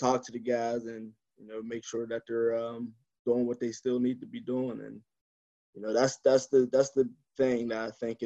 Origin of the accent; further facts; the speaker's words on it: Clairton, Pennsylvania, United States; growing up in Clarion